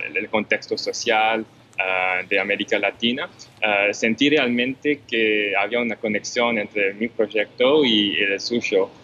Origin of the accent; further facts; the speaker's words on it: Montreal, Quebec, Canada; yo nací afortunadamente en Montreal. Entonces personalmente no conocí la guerra, pero crecí con todas las historias de, mis padres